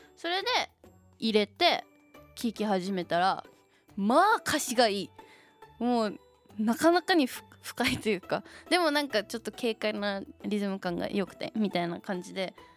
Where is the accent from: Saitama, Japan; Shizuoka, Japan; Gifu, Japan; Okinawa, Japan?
Shizuoka, Japan; 地元静岡